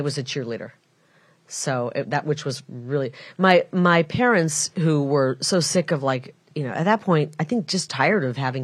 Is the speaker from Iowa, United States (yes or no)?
yes; Iowa, United States; also born or lived in Illinois; now in Arizona, United States; I'm from a Mississippi River town, the Iowa side of it. But my mom, being Catholic, wanted us kids to be born in a Catholic hospital, so we drove across the river, and we were born in Illinois, and then we grew up in Iowa.